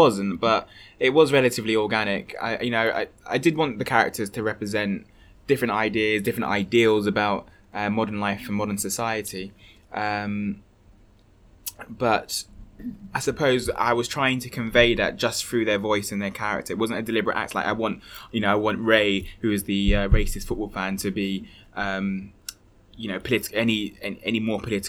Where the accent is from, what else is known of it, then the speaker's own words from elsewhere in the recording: London, United Kingdom; growing up in a Hackney estate